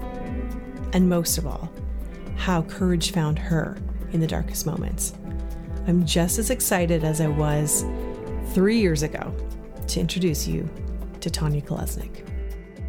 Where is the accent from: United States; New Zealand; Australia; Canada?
Canada; Ontario; my growing up in Ontario.